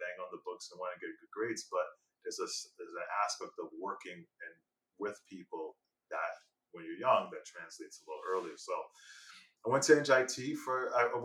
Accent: Elizabeth, New Jersey, United States; growing up in Elizabeth, there was a lot of kids that just didn't have that type of head start.

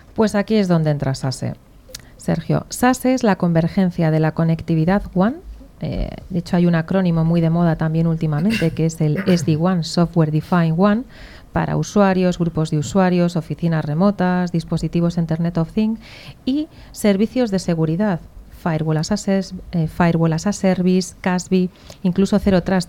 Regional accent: Basque Country, Spain; moved away; Yo soy vasca

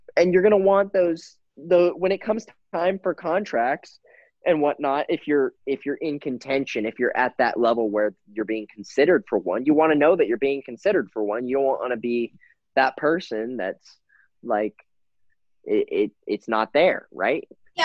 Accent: Houston, Texas, United States; I grew up in Houston. So I lived in Houston. I grew up in Houston

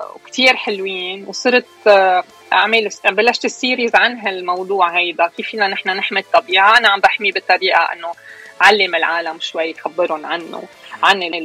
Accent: Beirut, Beirut Governorate, Lebanon; moved away as an adult; now in United States; أنا خلقت كبرت أشرفية أصلا نحن من من الشويفات بس كبرت بالأشرفية وكبرت بلبنان

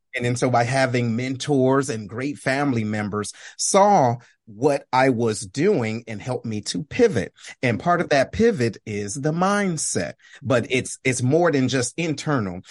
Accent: Detroit, Michigan, United States; I'm originally from Detroit, Michigan

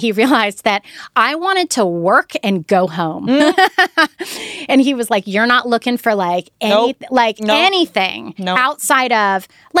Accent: the South, United States; and I was raised in the South.

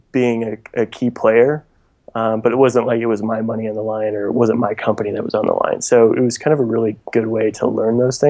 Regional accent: La Grange, Illinois, United States; moved away; also born or lived in Nashville; I'm originally from Chicago, just outside Chicago, actually, a suburb called LaGrange.

